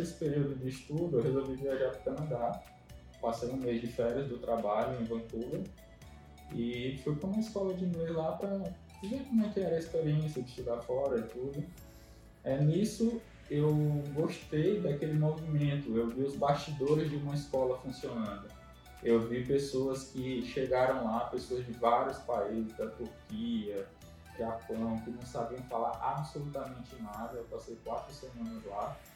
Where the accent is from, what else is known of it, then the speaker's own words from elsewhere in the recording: Brasília, Federal District, Brazil; moved away as an adult; also born or lived in Maceió, Alagoas; now in São Luís, Brazil; mas eu sou de Brasília